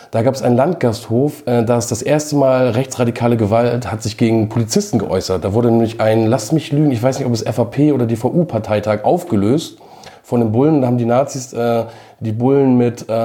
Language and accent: German; Henstedt-Ulzburg, Schleswig-Holstein, Germany; born there; Genau, ich bin kein Hamburger, ich bin äh, geboren in Henstedt-Ulzburg.